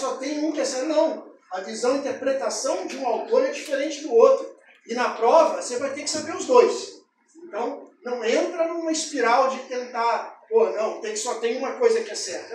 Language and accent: Portuguese; Rio de Janeiro, Brazil; moved away; also born or lived in São Paulo / Itaúba; Morei 20 anos em São Paulo, sou carioca, morei mais a vida aqui